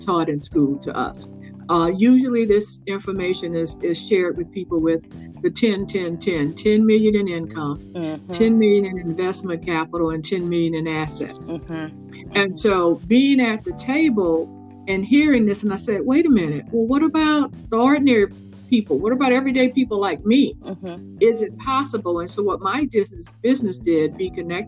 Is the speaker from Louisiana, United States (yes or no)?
yes; Louisiana, United States; now in Jacksonville, United States; I grew up in Louisiana